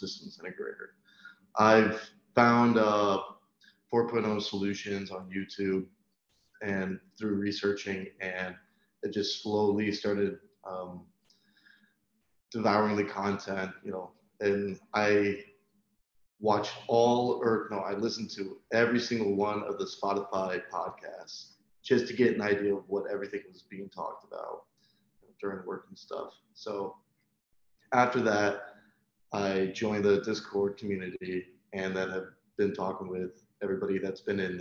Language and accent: English; Toledo, Ohio, United States; I'm from Toledo, Ohio